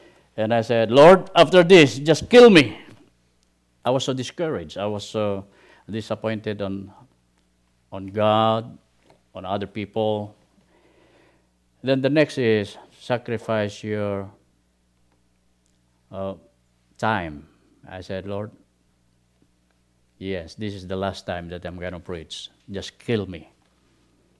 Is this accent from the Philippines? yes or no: yes; Philippines; moved away as an adult; we started the ministry in the Philippines, especially in my hometown